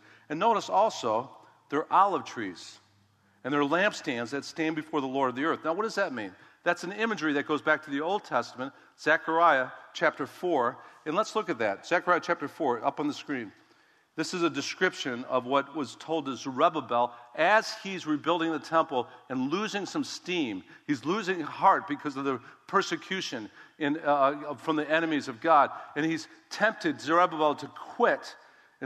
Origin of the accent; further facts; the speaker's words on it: United States; I'm an American. Come on, I'm a Christian.